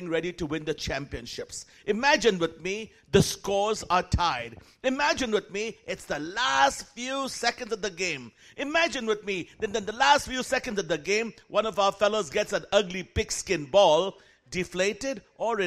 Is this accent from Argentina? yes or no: no; Kolkata, West Bengal, India; moved away; I was born and raised in Calcutta, India, raised by missionaries Mark and Huldah Bunting